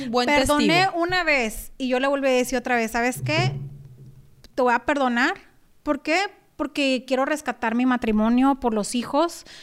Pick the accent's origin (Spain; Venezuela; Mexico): Mexico; conociéndonos de pequeño, vecinos allá en México y luego ya toda una vida juntos